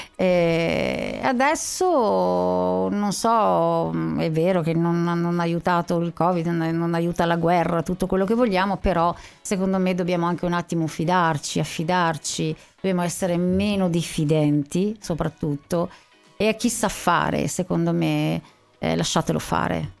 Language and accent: Italian; Sanremo, Liguria, Italy; io sono nata a Sanremo. Mm. E mm, sono, studiato a Sanremo